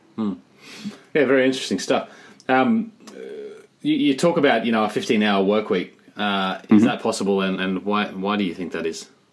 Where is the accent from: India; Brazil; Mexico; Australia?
Australia; moved away; I'm from Australia